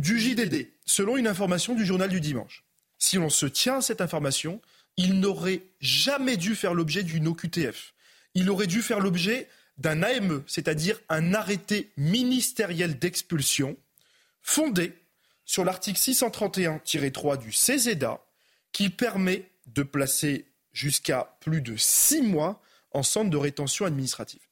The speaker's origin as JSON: {"language": "French", "country": "France", "tie": "born or raised there", "said": "Je suis né euh, en France"}